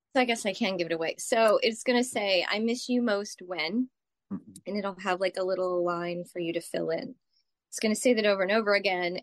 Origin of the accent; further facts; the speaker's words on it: Texas, United States; moved away as an adult; now in New York, United States; I grew up in Texas